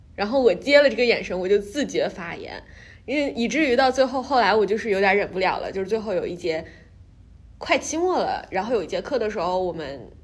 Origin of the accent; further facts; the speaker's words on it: China; moved away as an adult; now in New York, United States; 因为我是中国来的，然后我又是一个中国女医生